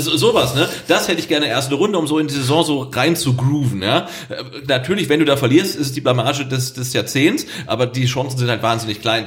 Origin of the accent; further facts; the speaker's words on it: Weinstadt, Baden-Württemberg, Germany; Bei uns in Endersbach